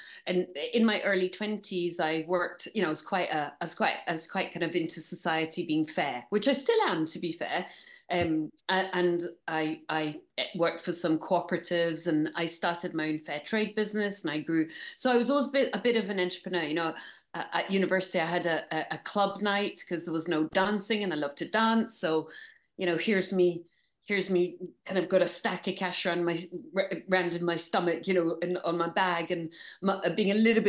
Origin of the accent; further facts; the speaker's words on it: Scotland, United Kingdom; accent: English; now in Bristol, United Kingdom; So I'm actually Scottish, although I sound English. And I live part in Bristol and part in Barcelona.